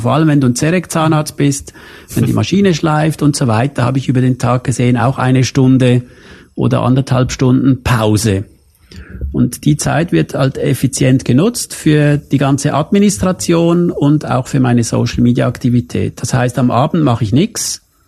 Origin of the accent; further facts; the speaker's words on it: Switzerland; aufgewachsen bin ich in der Schweiz